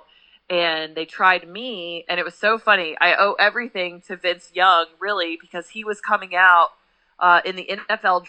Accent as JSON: {"language": "English", "town": "Pasadena", "region": "Texas", "country": "United States", "tie": "born or raised there", "moved": "as an adult", "lives_now": "Knoxville, United States", "said": "I'm actually from Pasadena. But anytime I say that, people automatically think California. But no, right outside of Houston"}